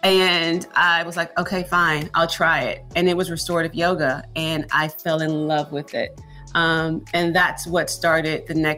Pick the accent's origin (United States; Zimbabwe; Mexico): United States; Houston, Texas; No, born and raised in Houston, Texas.